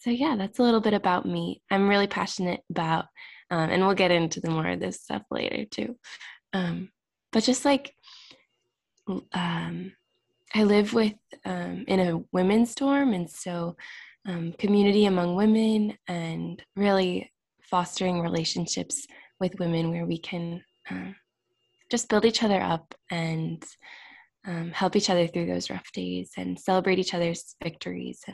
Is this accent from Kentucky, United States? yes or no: no; Wayzata, Minnesota, United States; moved away as an adult; now in South Bend, United States; I'm from Wayzata, Minnesota.